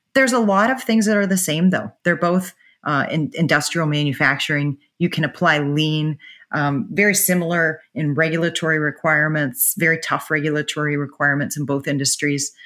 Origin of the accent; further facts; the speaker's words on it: Pittsburgh, Pennsylvania, United States; moved away; where I grew up in Pittsburgh